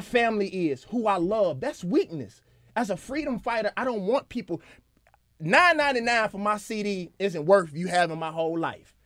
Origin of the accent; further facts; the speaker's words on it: Mississippi, United States; because I'm from Mississippi and I'm from the South